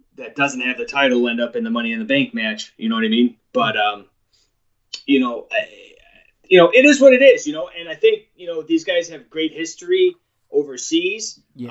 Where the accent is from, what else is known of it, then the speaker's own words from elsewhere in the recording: New York, United States; I'm from New York.